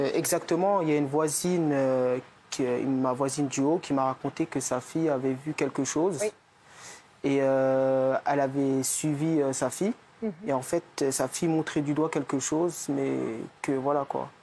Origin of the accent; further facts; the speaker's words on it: Fontenay, France; je suis né à Fontenay, c'est-à-dire que je suis là depuis 20 ans